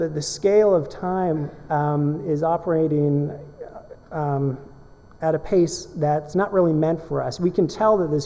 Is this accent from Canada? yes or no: yes; Canada; I'm a Canadian photojournalist slash documentary photographer